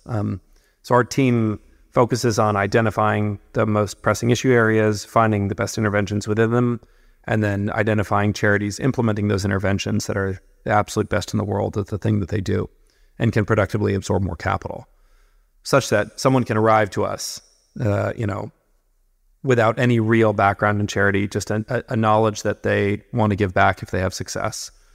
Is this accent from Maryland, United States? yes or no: no; California, United States; I'm from California originally, um, born and raised, working class family.